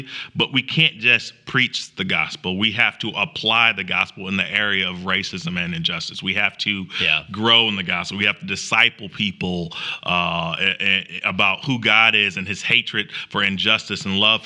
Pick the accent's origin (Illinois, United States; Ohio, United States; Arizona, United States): Illinois, United States; Springfield; moved away as an adult; also born or lived in Chicago, Illinois; now in Greenville, United States; I'm from Springfield and my family's from Chicago